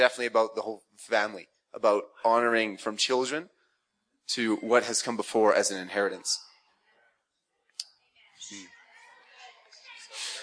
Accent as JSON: {"language": "English", "country": "Canada", "said": "I'm from Canada"}